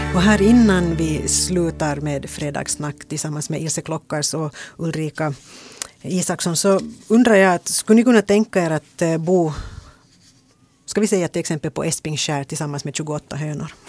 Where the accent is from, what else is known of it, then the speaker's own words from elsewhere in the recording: Ingå, Uusimaa, Finland; Jag är från Ingo